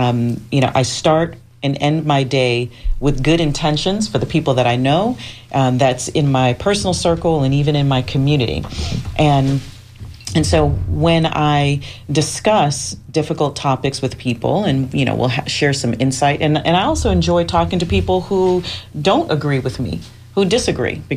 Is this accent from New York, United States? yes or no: yes; New York City, New York, United States; now in Tampa, United States; I am originally from the Bronx, New York. I'm a city girl from the hood